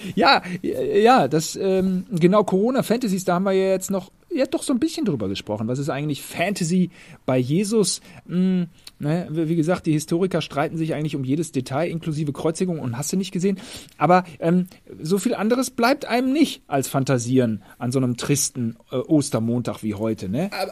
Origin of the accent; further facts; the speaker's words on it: Germany; als Deutscher